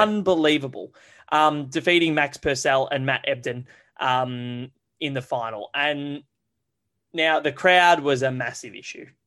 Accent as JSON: {"language": "English", "country": "Australia", "said": "As an Australian"}